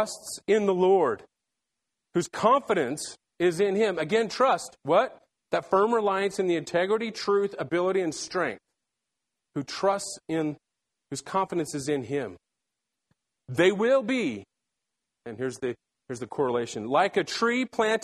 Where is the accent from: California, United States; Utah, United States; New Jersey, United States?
Utah, United States; Salt Lake City; I was born and raised in Salt Lake City, Utah